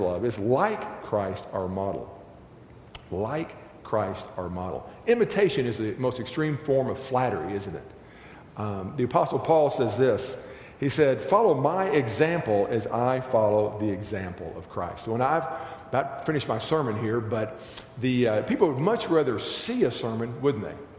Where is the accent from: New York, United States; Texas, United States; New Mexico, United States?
Texas, United States; I grew up in Texas